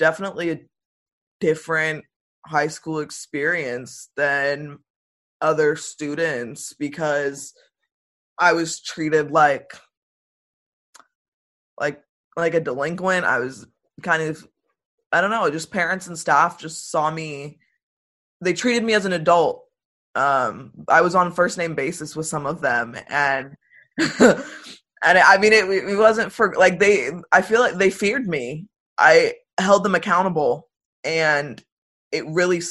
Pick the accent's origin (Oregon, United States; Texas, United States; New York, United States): Oregon, United States; Tualatin; I am from Tualatin, Oregon, and I go to University of Oregon